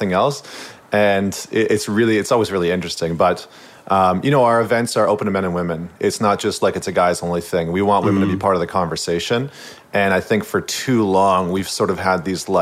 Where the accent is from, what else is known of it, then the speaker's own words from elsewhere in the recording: St. Albert, Alberta, Canada; moved away as an adult; now in Vancouver, Canada; I'm actually from central Alberta. So I grew up in St. Albert, which is just outside of Edmonton